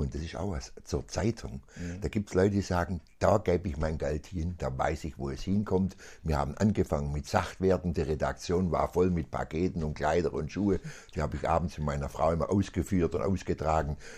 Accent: Aalen, Baden-Württemberg, Germany; also born or lived in Ellwangen; da bin ich geboren, bin aber in Aalen aufgewachsen, mein ganzes Leben lang.

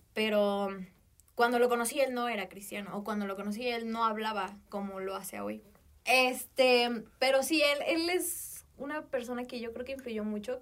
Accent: Mexico; como buena mexicana

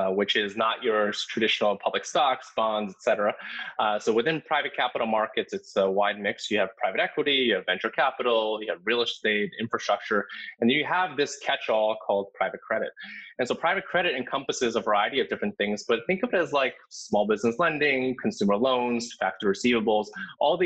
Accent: New Jersey, United States; I grew up in New Jersey, so kind of really close

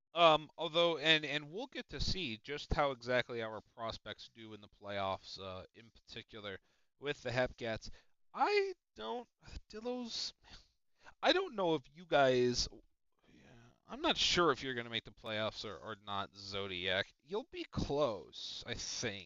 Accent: Chicago, Illinois, United States; I'm Chicagoland

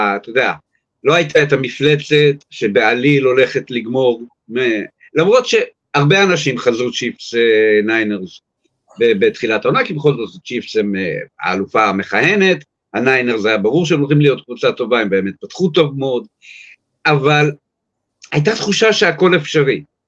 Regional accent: New York, United States; now in Israel; אני יליד ארצות הברית, יליד ניו יורק

